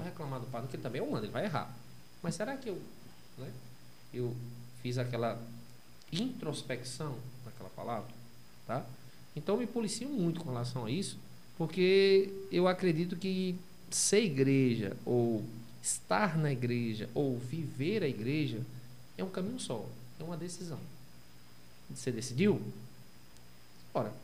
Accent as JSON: {"language": "Portuguese", "town": "Iguatu", "region": "Ceará", "country": "Brazil", "tie": "born or raised there", "moved": "yes", "lives_now": "Parnamirim, Brazil", "said": "Eu sou do interior do Ceará. Eu sou cearense, com muito orgulho."}